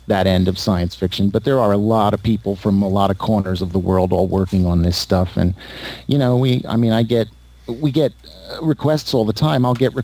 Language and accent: English; Philadelphia, Pennsylvania, United States; accent: Northeast; No, like I said, I grew up in Philadelphia, and so I have that Northeast thing, and I'm working against it.